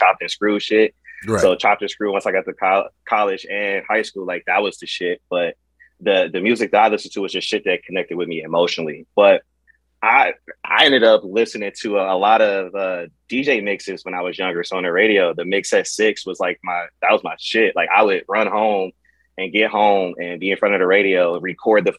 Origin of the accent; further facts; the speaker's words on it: Cleveland, Ohio, United States; I'm from Cleveland, Ohio, you know, the capital of Ohio.